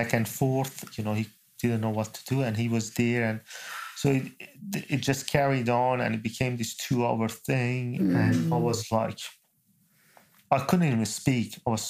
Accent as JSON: {"language": "English", "country": "New Zealand", "said": "I'm a New Zealander. I've got a passport. And that's my delegation leader. He can confirm that I was with them. And this is my background. I came as a refugee."}